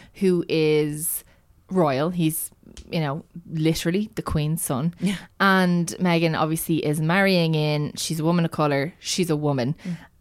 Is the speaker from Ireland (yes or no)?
yes; Ireland; I am Irish